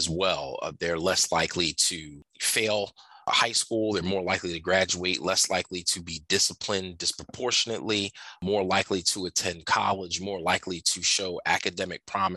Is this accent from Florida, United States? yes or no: no; Camden, New Jersey, United States; I grew up in Camden, New Jersey. I teach in Camden, New Jersey.